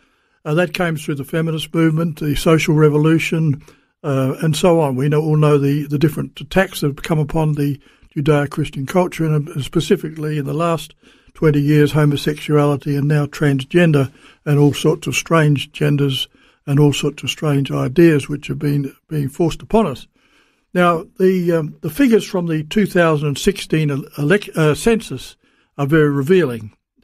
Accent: South Australia, Australia; born there; And I was born in South Australia, so I can only speak specifically about South Australia

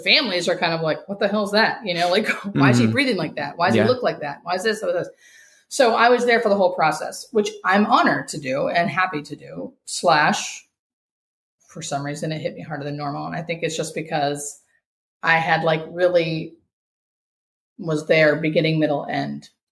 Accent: United States; we as Americans, or fucking as American citizens

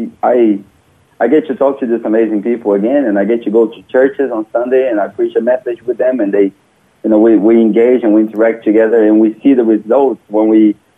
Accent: Brazil; English is a second language; moved away as an adult; also born or lived in New Zealand; now in Australia; I'm from Brazil originally. I was born there in 1983

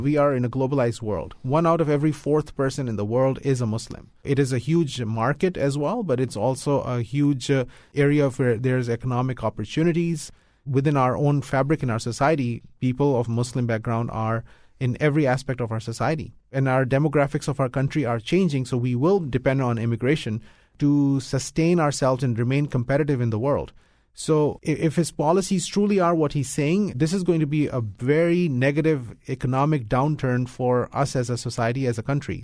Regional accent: United States; I'm an American. This is my country. This is my home

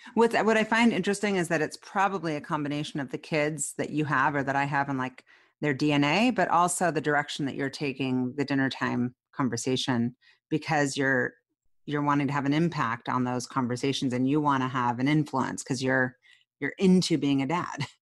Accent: Seattle, Washington, United States; we both are Seattleites

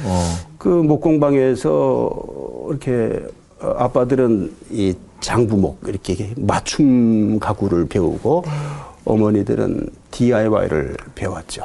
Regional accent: Gangwon, South Korea; moved away as an adult; now in Ansan, South Korea; 제가 강원도에서 자라면서 정말 열심히 공부했거든요

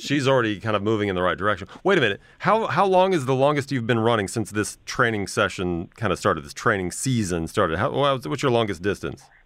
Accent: Midwest, United States; I come from the Midwest, a very blue collar background

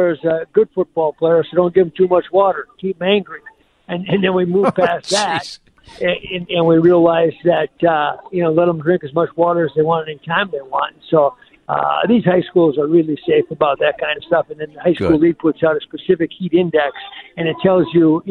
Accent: Gaylord, Minnesota, United States; Lake Kitlo, where I grew up in Gaylord, Minnesota

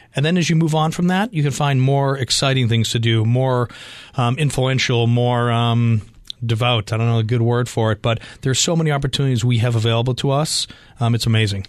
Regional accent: Boston, Massachusetts, United States; moved away as an adult; now in Arizona, United States; coming from Boston

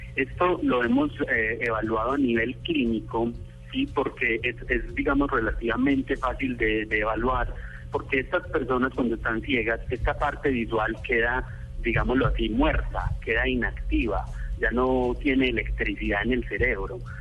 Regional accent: Colombia; moved away; also born or lived in Switzerland; yo como colombiano

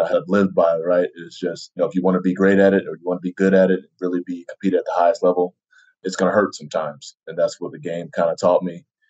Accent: Denver, Colorado, United States; moved away as an adult; also born or lived in New Jersey / Utah; I was born in New Jersey, inside, you know, basically in the city, and then moved to Denver, another big city, and spent some time there growing up through high school

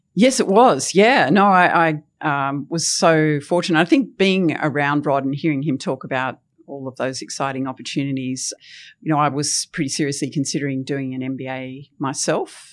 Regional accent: Tasmania, Australia; I loved growing up in Tasmania

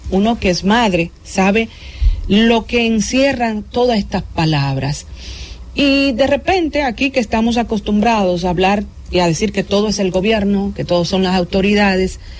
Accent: Dominican Republic; contenta como dominicana

